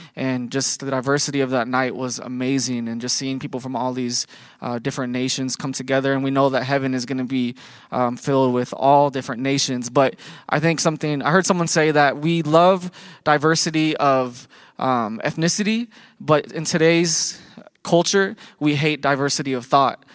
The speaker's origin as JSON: {"language": "English", "region": "Iowa", "country": "United States", "said": "we're from Iowa"}